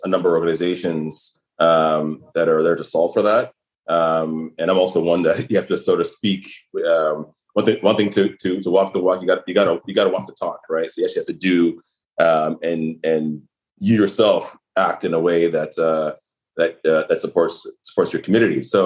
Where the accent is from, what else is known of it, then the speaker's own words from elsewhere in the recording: Toronto, Ontario, Canada; I was born in Toronto